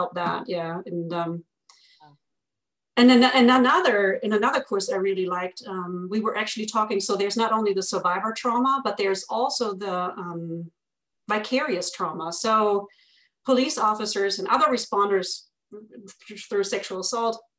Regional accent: Germany; accent: German; with my German accent

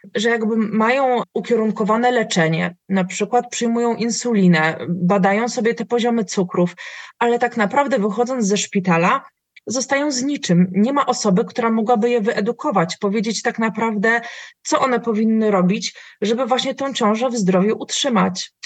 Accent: Tricity, Pomeranian Voivodeship, Poland; ja jestem, e, z Trójmiasta

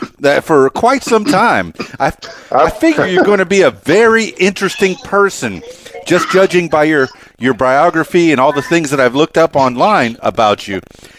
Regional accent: Miami, Florida, United States; You know, I'm from Miami as well.

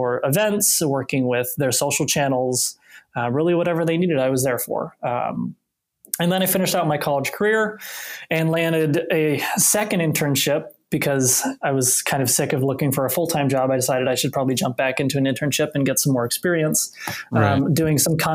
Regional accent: southern Indiana, United States; moved away; Midwest, born and raised, I'm originally from Indiana, specifically the southern part. So I grew up on the border of Indiana and Kentucky, you know, a river town

